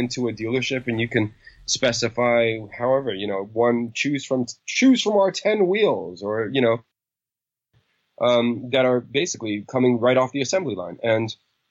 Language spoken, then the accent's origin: English; New York City, New York, United States; when I was a kid growing up in New York City